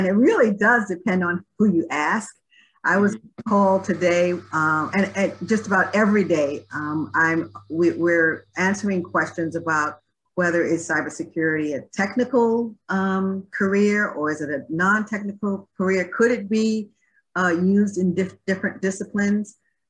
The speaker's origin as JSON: {"language": "English", "town": "Brooklyn", "region": "New York", "country": "United States", "tie": "born or raised there", "moved": "as an adult", "lives_now": "Washington, United States", "said": "I actually was born and raised in Brooklyn, New York. Far from there now. I moved out of New York when I was in my early 20s, which has been quite a while ago. So I'm not even sure if I still identify with being a Brooklynite. I don't have the accent anymore"}